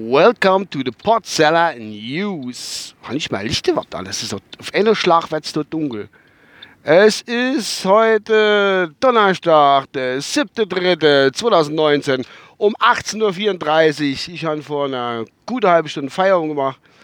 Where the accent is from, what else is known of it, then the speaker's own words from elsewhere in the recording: Kusel district, Rhineland-Palatinate, Germany; durch meinen Heimatort durch, halt über Kusel